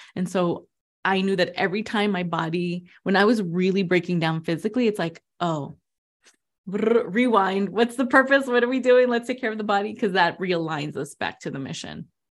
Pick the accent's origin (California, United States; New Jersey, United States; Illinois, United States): New Jersey, United States; also born or lived in Queens, New York; I was born in Queens, raised in New Jersey with Latin American parents